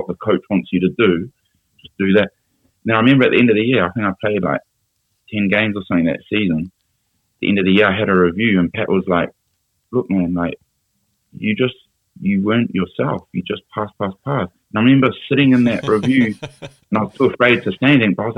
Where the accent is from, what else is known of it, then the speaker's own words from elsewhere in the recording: Auckland, New Zealand; moved away as an adult; also born or lived in Glasgow / London; growing up in Auckland